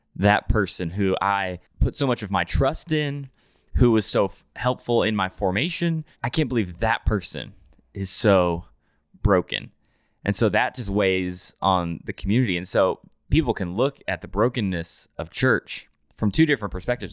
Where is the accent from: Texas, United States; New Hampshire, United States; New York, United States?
New Hampshire, United States; now in Nashville, United States; I grew up in New Hampshire, way up north